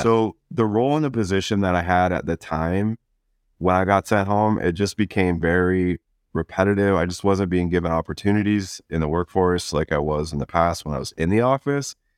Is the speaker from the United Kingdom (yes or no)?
no; Chatham, Ontario, Canada; moved away as an adult; now in Vancouver, Canada; I was born and raised in the small town of, of Chatham